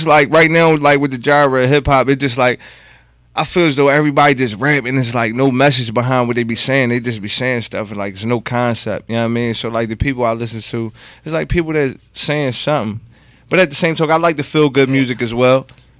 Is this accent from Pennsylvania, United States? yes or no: yes; Philadelphia, Pennsylvania, United States; I'm from Uptown. Uptown Philadelphia.